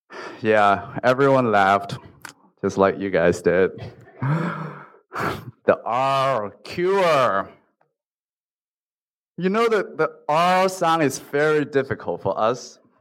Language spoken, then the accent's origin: English; Hong Kong; English is a second language; moved away as an adult; also born or lived in Los Angeles; I was born and raised in Hong Kong, so when I was studying English in a local school, everyone speaks just like me, including the teacher who was also born in Hong Kong.